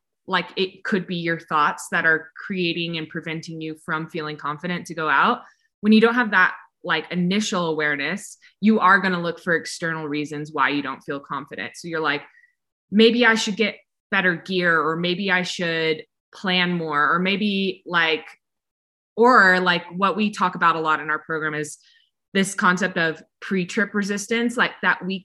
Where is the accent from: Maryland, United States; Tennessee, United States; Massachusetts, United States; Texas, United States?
Texas, United States; moved away as an adult; also born or lived in California; I grew up in Texas